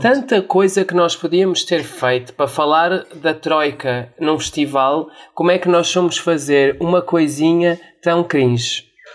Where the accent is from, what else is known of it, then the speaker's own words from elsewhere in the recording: Portugal; Eu sou português